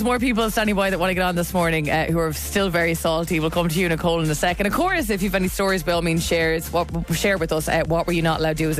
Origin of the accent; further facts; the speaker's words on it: Dublin, Leinster, Ireland; I was in growing up in Terran Yore